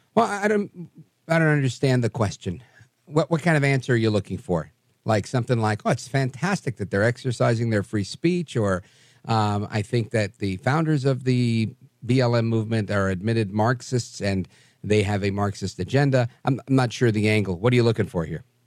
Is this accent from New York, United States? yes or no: yes; New York City, New York, United States; I grew up in Brooklyn with black people.